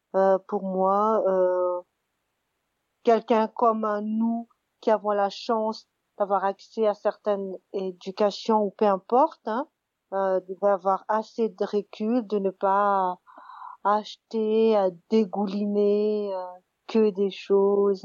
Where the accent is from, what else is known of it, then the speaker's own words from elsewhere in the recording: Madagascar; j'ai grandi à Madagascar